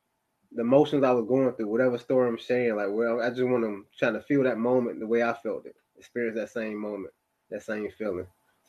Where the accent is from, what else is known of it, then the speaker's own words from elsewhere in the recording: Elizabeth City, North Carolina, United States; born there; I was born in Elizabeth City, North Carolina. I went to North Carolina A&T State University. Parents are military, so I moved around quite a bit.